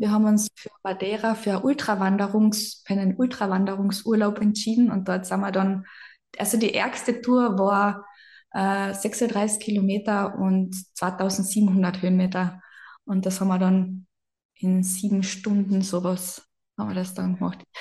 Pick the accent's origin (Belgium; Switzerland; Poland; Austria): Austria; Carinthia; accent: Carinthian dialect; ich bin aus dem Süden Österreichs